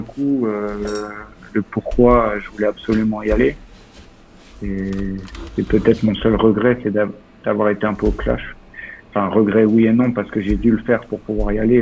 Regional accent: Lorient, Brittany, France; moved away as an adult; now in Zagreb, Croatia; Concarneau, une demi-heure de chez moi, je suis de Lorient

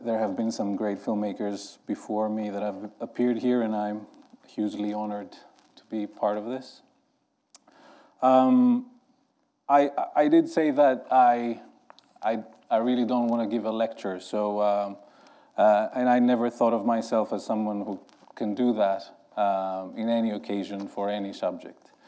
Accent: Greece; I grew up in Greece

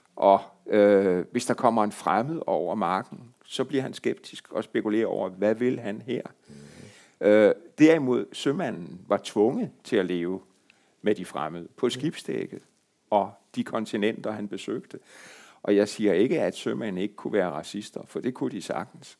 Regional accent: Marstal, Southern Denmark, Denmark; Hvor jeg kommer fra

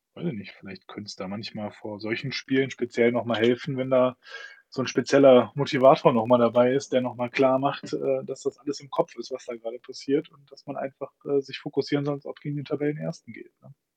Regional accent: Düsseldorf, North Rhine-Westphalia, Germany; als Düsseldorfer

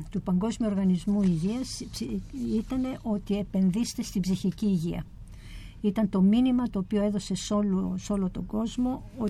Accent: Ethiopia; η εμπειρία μου το ότι ε, γεννήθηκα και μεγάλωσα στην Αιθιοπία είναι πολύ σημαντική, πάρα πολύ σημαντική, διότι έζησα σε μια κουλτούρα και σε έναν κόσμο

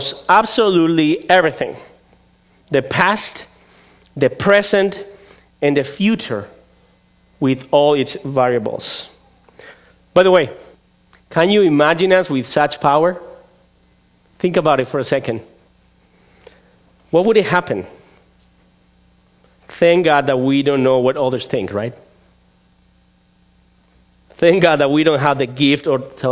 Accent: Spain; English is a second language; moved away as an adult; also born or lived in León, Spain; now in Vallejo, United States; I come from Spain

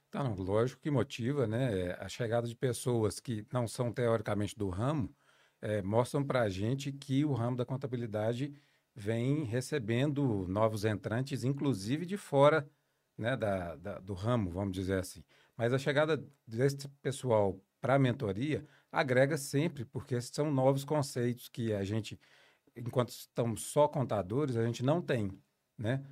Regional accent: Dores do Indaiá, Minas Gerais, Brazil; eu venho do interior de Minas, de Dores do Indaiá

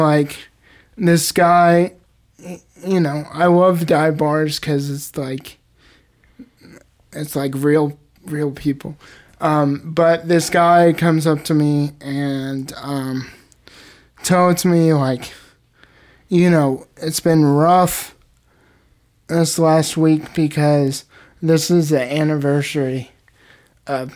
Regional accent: Indianapolis, Indiana, United States; I'm from Indianapolis

